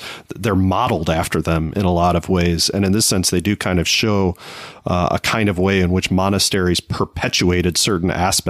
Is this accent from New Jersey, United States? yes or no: no; Naperville, Illinois, United States; near where you and I grew up in Naperville, there is a university called Benedictine University